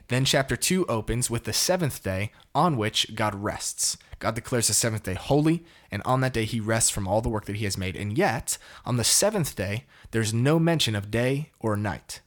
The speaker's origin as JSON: {"language": "English", "region": "Connecticut", "country": "United States", "tie": "born or raised there", "moved": "yes", "lives_now": "Dallas, United States", "said": "I'm from Connecticut, born and raised, shout out to New England"}